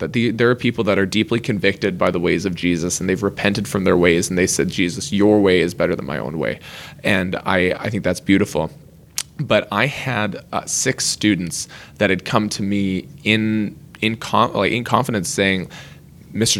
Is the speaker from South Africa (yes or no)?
no; Lower Mainland, British Columbia, Canada; we are from the Lower Mainland of British Columbia in Canada